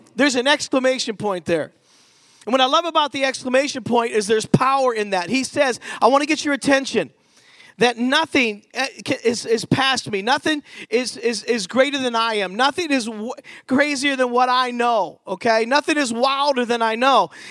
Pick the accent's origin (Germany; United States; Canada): United States; Pittsburgh, Pennsylvania; moved away as an adult; also born or lived in Philadelphia / Battle Creek, Michigan; I'm from Pittsburgh